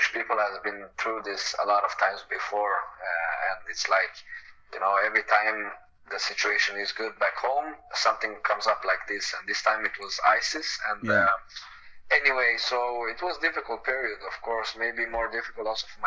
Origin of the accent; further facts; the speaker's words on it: Sweden; also being Swedish, growing up in Sweden, learn a lot from Swedish people, and also have my own culture.